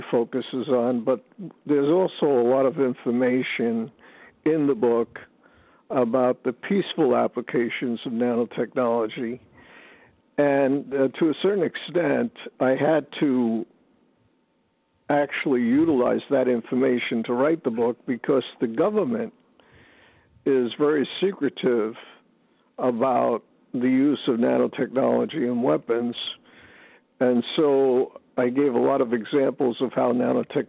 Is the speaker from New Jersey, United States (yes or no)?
yes; New Jersey, United States; I was born and raised in New Jersey.